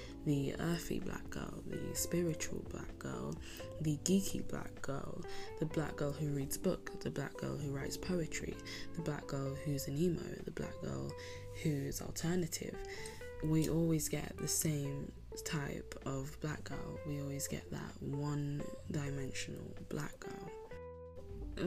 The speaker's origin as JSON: {"language": "English", "country": "Spain", "tie": "born or raised there", "said": "I grew up in Spain in a coastal town, quite rural"}